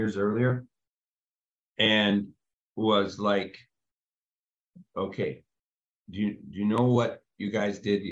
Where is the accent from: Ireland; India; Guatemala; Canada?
Canada; us being Canadian, me jumping across the border